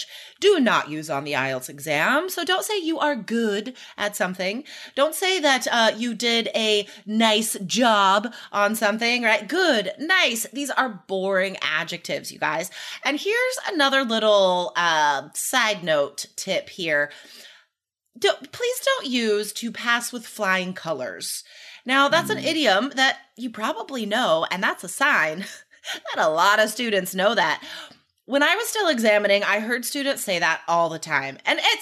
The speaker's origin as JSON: {"language": "English", "region": "Nevada", "country": "United States", "tie": "born or raised there", "said": "I grew up in Nevada"}